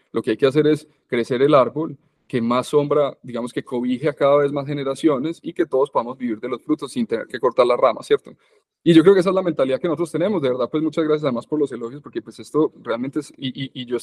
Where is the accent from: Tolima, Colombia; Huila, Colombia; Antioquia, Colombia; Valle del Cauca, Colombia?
Antioquia, Colombia; Medellín; born there; Yo, yo, yo nací aquí en Medellín, pues, pero he vivido fuera de Medellín toda la vida.